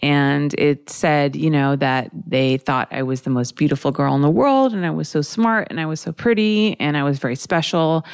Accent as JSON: {"language": "English", "country": "United States", "tie": "born or raised there", "said": "growing up with parents who are not from here and growing up in America"}